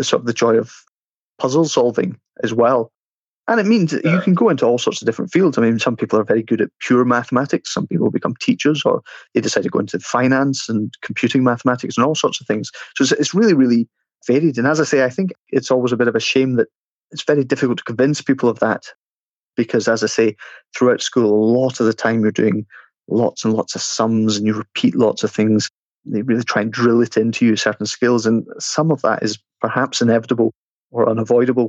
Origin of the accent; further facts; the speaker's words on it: Kilmaurs, Scotland, United Kingdom; moved away as an adult; also born or lived in Glasgow; now in London, United Kingdom; I came from East Ayrshire. I grew up in a little village called Kilmaurs.